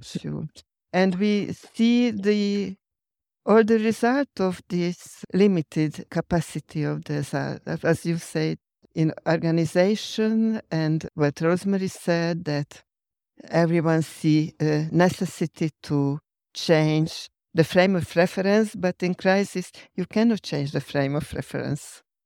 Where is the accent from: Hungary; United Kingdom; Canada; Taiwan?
Hungary; English is a second language; I am from Hungary